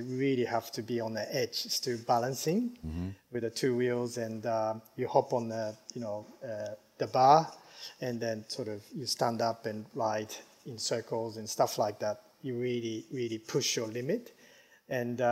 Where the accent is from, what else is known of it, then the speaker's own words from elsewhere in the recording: Japan; moved away; also born or lived in United States; growing up in Japan